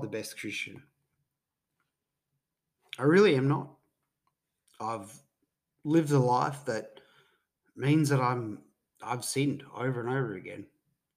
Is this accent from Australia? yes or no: yes; Queensland, Australia; Being a Queenslander